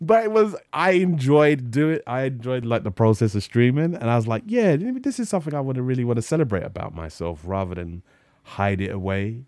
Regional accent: London, United Kingdom; I grew up in North London

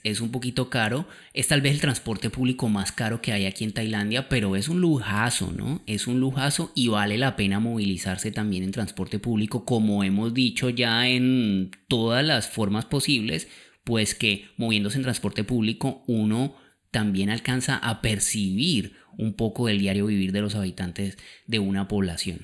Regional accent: Colombia; moved away; la primera vez que yo salí de Colombia en mi vida, que fue con mis papás

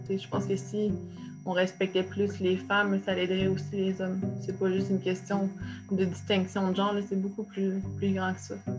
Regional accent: Trois-Rivières, Quebec, Canada; je viens, de, la Mauricie, là, donc euh, oui, l'UQTR, mais euh, oui, c'est ça, je suis née, à Trois-Rivières

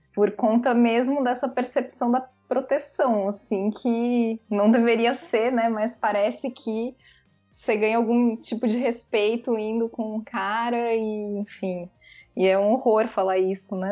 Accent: São Paulo, Brazil; now in Salvador, Brazil; Sou sotero paulistana, nascida em São Paulo, moro em Salvador, na Bahia

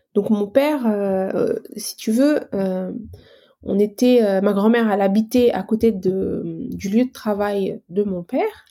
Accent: Algeria; moved away as an adult; now in France; je suis arrivée en France en 2006. J'ai quitté mon pays natal qui est l'Algérie.

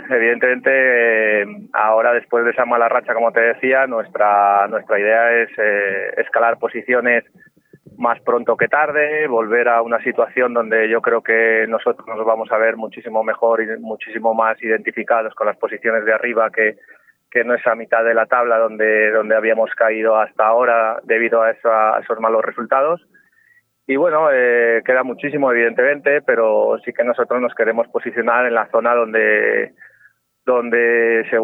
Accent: Guadalajara, Castilla-La Mancha, Spain; Eh, bueno, yo vengo de Guadalajara, es verdad que yo...

